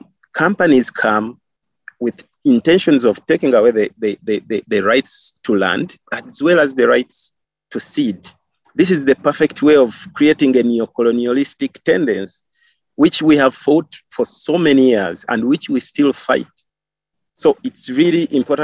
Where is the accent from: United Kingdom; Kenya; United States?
Kenya; I grew up in Kenya and I lived in Kenya with my great grandmother